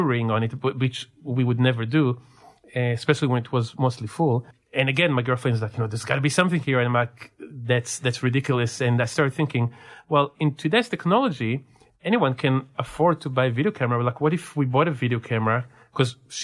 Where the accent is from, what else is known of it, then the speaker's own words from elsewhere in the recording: Israel; also born or lived in California; now in San Diego, United States; growing up in Israel and through my time in California. After I moved here